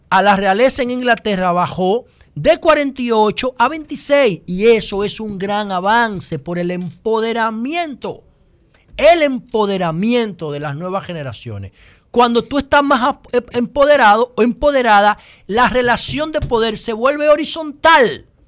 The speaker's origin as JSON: {"language": "Spanish", "country": "Dominican Republic", "said": "yo creo que soy el único dominicano"}